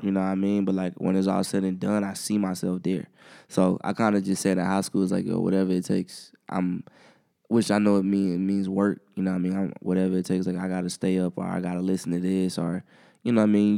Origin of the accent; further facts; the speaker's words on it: Columbia, South Carolina, United States; growing up in Columbia